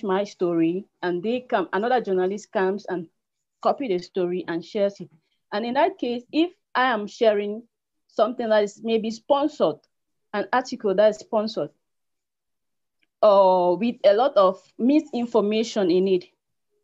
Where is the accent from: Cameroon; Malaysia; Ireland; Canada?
Cameroon; from Cameroon, the publisher of CNews 24